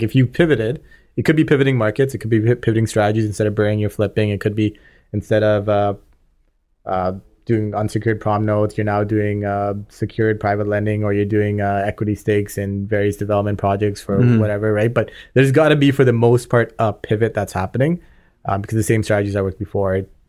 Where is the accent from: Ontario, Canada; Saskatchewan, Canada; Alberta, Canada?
Ontario, Canada; Scarborough; We grew up just on the Markham Scarborough like borderline.